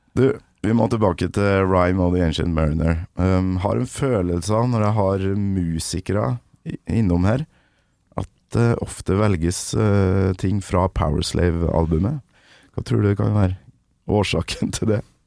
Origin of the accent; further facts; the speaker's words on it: Kolvereid, Trøndelag, Norway; Kolvered heller, der jeg kommer fra